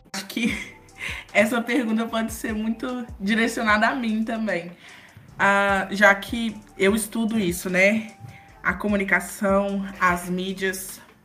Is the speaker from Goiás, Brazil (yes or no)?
yes; Formosa, Goiás, Brazil; eu sou de Formosa, sou natural de Formosa.